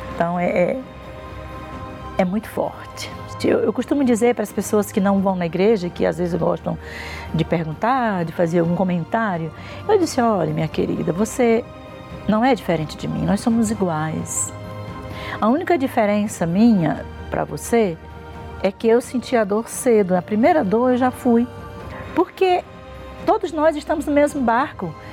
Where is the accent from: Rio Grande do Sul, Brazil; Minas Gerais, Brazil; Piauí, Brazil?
Piauí, Brazil; interior of; moved away; also born or lived in São Paulo; nós temos uma fazenda no mesmo interior, no mesmo município, onde eu nasci, onde, onde tudo foi difícil, onde eu fui tive uma vida miserável e humilhante